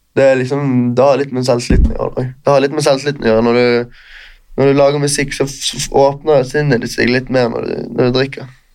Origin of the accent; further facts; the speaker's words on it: Bergen, Vestland, Norway; moved away as an adult; now in Oslo, Norway; vennskapene jeg har hjemme i Bergen. Jeg har bodd i Oslo i tre år